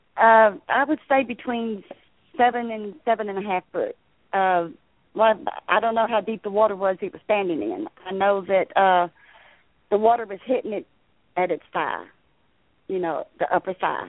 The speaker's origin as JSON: {"language": "English", "town": "Liberty", "region": "Texas", "country": "United States", "tie": "born or raised there", "also_born_or_lived": "Galveston County, Texas", "moved": "as an adult", "lives_now": "Middle Texas, United States", "said": "I'm uh, originally from Southeast Texas. Um, I was born and raised in the Liberty area."}